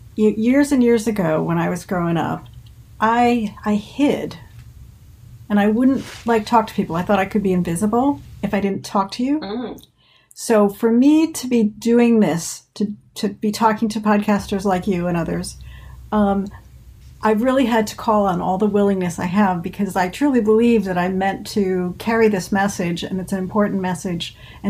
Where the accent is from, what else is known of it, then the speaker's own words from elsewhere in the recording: Jersey Shore, near Red Bank, New Jersey, United States; also born or lived in Washington Township, Warren County, New Jersey; I grew up on the shore. Okay. In the northern part of the shore near Red Bank.